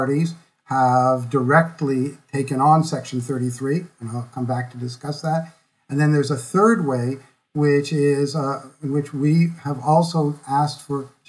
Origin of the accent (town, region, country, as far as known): Quebec, Canada; born or raised there